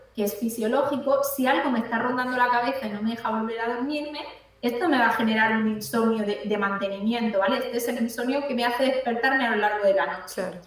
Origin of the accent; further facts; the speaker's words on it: Cartagena, Region of Murcia, Spain; Yo aquí estoy en Cartagena, yo estoy de Cartagena.